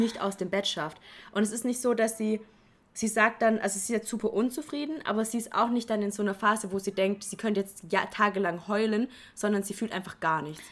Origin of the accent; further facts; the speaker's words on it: Hohenlohe, Baden-Württemberg, Germany; ich komme ja eigentlich aus Hohenlohe und nicht aus dem Schwabenland. Und das ist zwischen Schwaben und Franken.